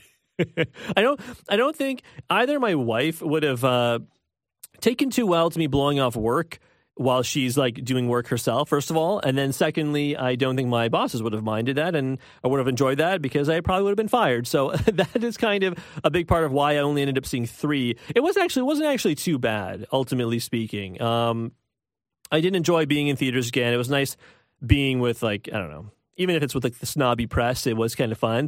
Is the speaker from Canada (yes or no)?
yes; Toronto, Ontario, Canada; I'm from Scarborough. I think it's important to say that right off the bat. I am from Scarborough.